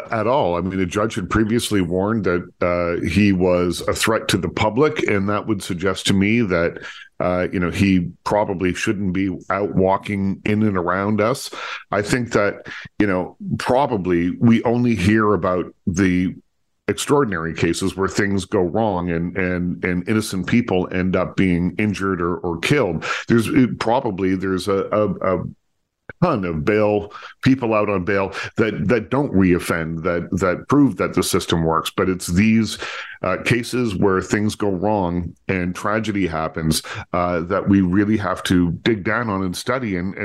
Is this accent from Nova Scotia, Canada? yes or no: yes; Nova Scotia, Canada; now in Toronto, Canada; I grew up in Nova Scotia